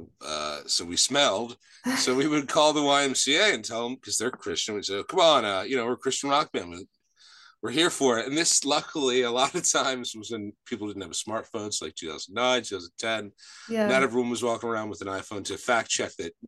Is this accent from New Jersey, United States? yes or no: yes; Washington Township, New Jersey, United States; I am from South New Jersey. It's a little town called Washington Township